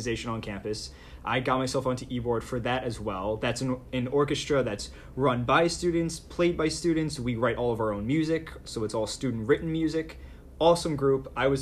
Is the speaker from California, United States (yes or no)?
no; Levittown, New York, United States; the neighborhood I grew up in, Levittown, Long Island